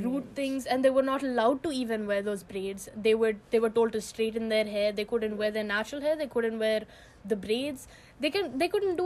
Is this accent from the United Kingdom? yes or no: no; India; I, as an Indian person